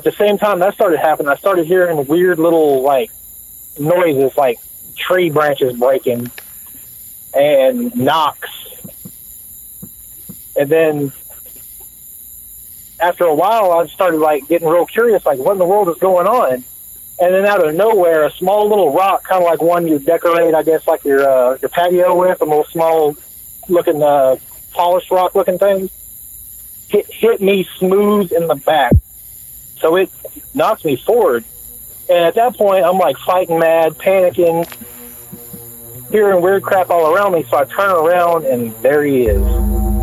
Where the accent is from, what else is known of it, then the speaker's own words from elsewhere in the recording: Woodville, Texas, United States; where I grew up in Woodville, Texas